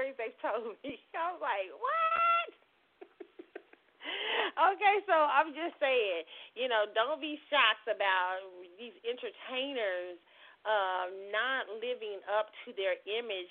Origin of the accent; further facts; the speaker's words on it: Kansas City, United States; me growing up in Kansas City